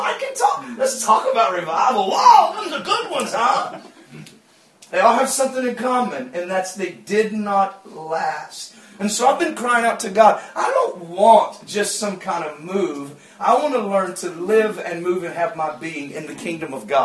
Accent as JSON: {"language": "English", "region": "Georgia", "country": "United States", "said": "I'm from Georgia."}